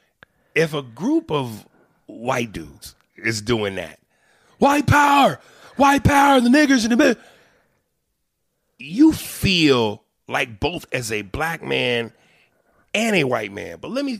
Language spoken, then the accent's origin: English; United States; I am an American